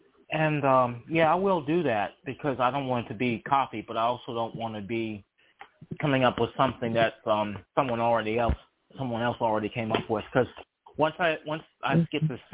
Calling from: Charlottesville, Virginia, United States; I'm calling from Charlottesville, Virginia.

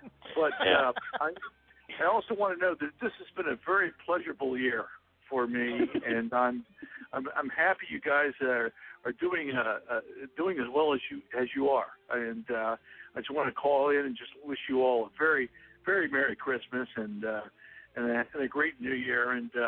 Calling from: Morgantown, United States; No, I'm just … from Morgantown just popping in.

